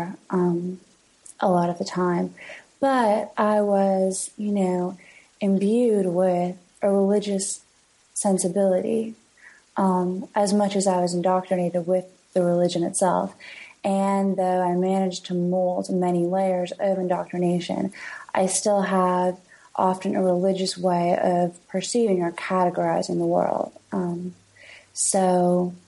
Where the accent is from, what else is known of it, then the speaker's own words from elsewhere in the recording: London, Ontario, Canada; moved away as an adult; also born or lived in Kingston, Ontario / Toronto; now in New York, United States; where I'm from is London, Ontario, which is 2 hours away from Toronto. And I also spent 7 years growing up in Kingston